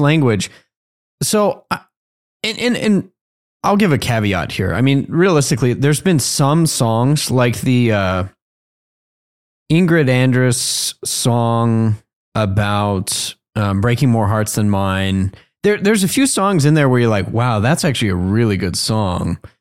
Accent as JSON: {"language": "English", "region": "Colorado", "country": "United States", "said": "I'm from Colorado"}